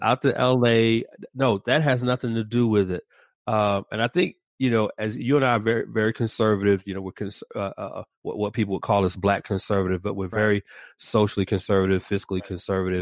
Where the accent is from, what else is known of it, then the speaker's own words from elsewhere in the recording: Atlanta, Georgia, United States; moved away; born and raised in the ATL